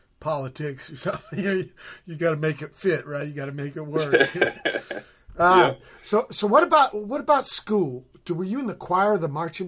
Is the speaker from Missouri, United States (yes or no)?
no; San Pedro, California, United States; She went to the same high school I did here in Pedro, maybe a year or two behind me.